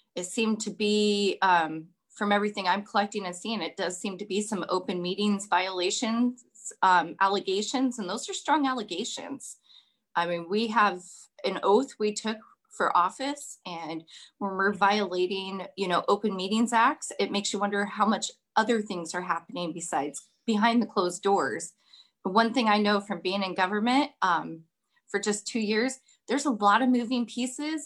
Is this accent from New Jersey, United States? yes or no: no; Kenai, Alaska, United States; I was born and raised here in Kenai